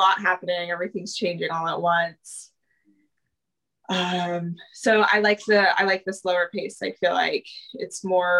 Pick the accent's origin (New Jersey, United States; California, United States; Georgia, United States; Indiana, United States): California, United States; Truckee; moved away as an adult; also born or lived in Santa Cruz, California; now in Kansas City, United States; Yeah, so I'm from the West Coast. I grew up in a tiny little town called Truckee, California. It's about 45 minutes from Reno, Nevada. And I grew up there.